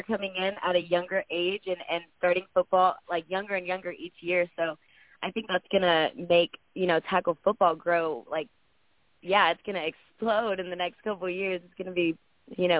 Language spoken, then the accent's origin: English; Dallas, Texas, United States; now in Los Angeles, United States; I'm from Texas. I'm from Dallas, so it's easy to go back and forth for the tournaments out there. But I live in California, in L.A.